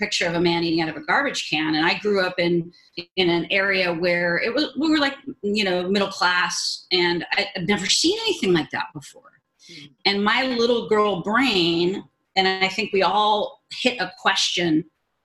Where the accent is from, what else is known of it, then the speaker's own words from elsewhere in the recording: Los Angeles, California, United States; I grew up in Southern California in the Van Nuys area